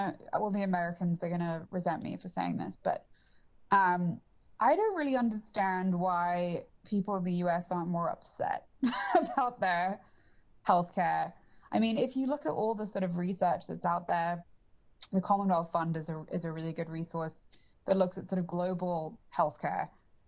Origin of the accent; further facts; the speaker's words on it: England, United Kingdom; I mean, and you could probably tell that I'm English, so this is just not a problem that we have as much in the UK